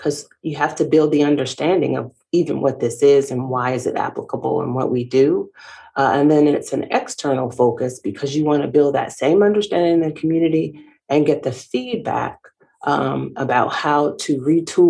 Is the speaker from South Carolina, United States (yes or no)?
no; Savannah, Georgia, United States; moved away as an adult; also born or lived in North Carolina; now in Gastonia, United States; I started my career in my hometown in the city of Savannah